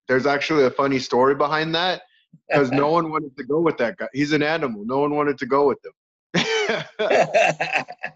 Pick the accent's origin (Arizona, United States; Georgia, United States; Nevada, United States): Arizona, United States; also born or lived in California; I'm originally from California, but I've lived in Arizona most of my life. So I consider myself almost native of Arizona